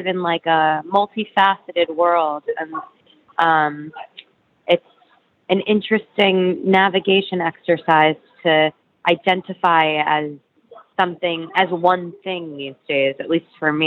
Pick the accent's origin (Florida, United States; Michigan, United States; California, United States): Florida, United States; also born or lived in New York City, United States; now in Brooklyn, United States; I grew up in Florida, but I was born in the city